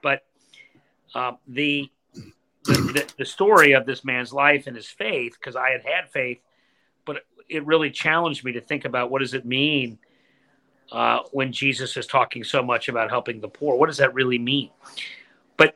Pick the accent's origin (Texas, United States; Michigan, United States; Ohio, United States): Ohio, United States; Cincinnati; So I grew up in Cincinnati, blessed by faith.